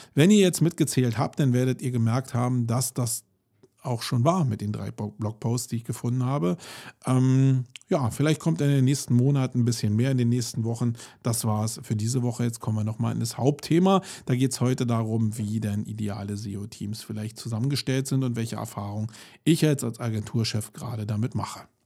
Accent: Germany; wir uns als Deutsche

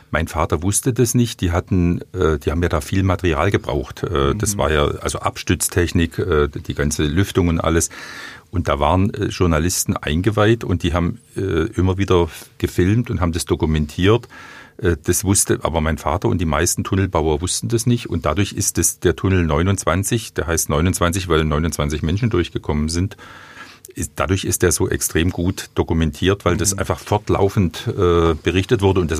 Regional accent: Weingarten, Baden-Württemberg, Germany; accent: Swabian; also born or lived in East Berlin; dadurch bin ich im Westen aufgewachsen, sonst wäre ich im äh, DDR-Bürger äh, geblieben sozusagen. Das ist die ganze Geschichte ich selbst habe keine Erinnerungen dran, außer als ich in Weingarten eingeschult wurde, hat man mir gesagt, du bist in Ostberlin geboren du schwätzt aber Schwäbisch

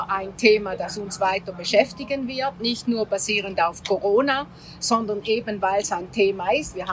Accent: Greece; im Süden, wo ich ja als Griechin herkomme

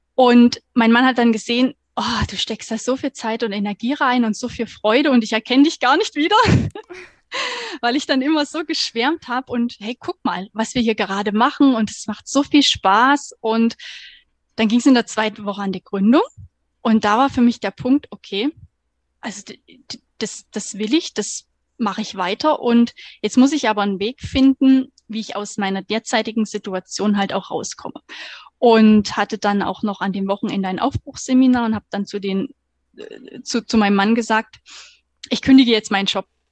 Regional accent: Thuringia, Germany; moved away as an adult; now in Stuttgart, Germany; eigentlich gebürtige Thüringerin, komme vom 180 Seelendorf und wohne seit 2015 jetzt hier in Baden-Württemberg

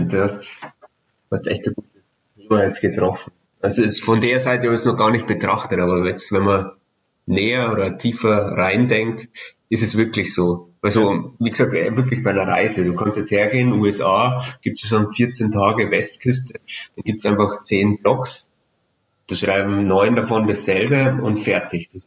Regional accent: Bavaria, Germany; als Bayer kenne ich jetzt nicht jeden Berg

